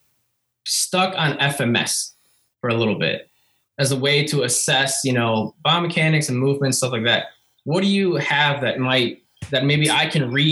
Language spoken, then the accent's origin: English; Wisconsin, United States; moved away; I'm from Wisconsin originally.